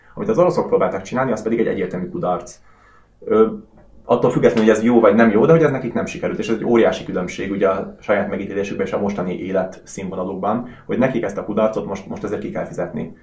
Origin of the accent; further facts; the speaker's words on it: Hungary; moved away as an adult; also born or lived in Russia; volt orosz lakcímem, de, de nyilván külföldi vagyok, magyar útlevél